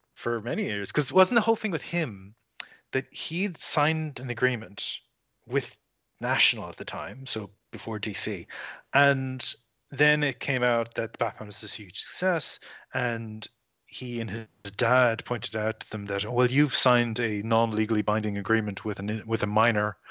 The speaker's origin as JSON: {"language": "English", "country": "Ireland", "moved": "yes", "lives_now": "Australia", "said": "I am not from here. I'm from Ireland."}